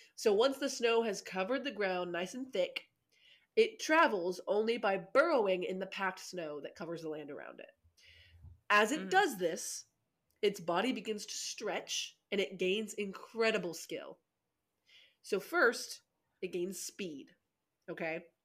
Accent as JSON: {"language": "English", "region": "Arkansas", "country": "United States", "tie": "born or raised there", "said": "I grew up in Arkansas"}